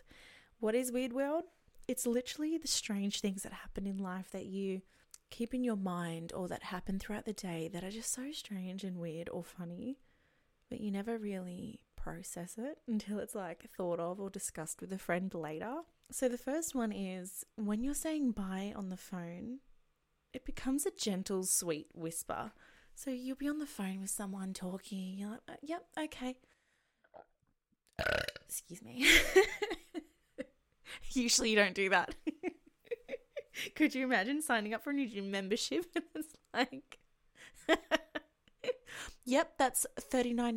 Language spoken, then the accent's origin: English; Australia; I'm from Australia